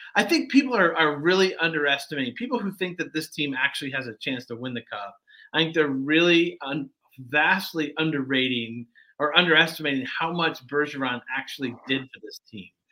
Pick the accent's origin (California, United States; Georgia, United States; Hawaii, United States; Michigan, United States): Michigan, United States; Detroit; moved away; I grew up in Detroit. Uh, I'm from Detroit area